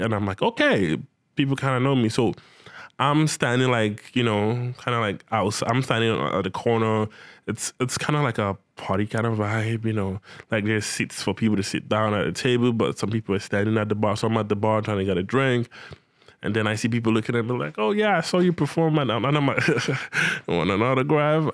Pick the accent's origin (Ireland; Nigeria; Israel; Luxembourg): Nigeria; moved away as an adult; also born or lived in Benin City, Nigeria; now in Ontario, Canada; I was still back in Nigeria, my home country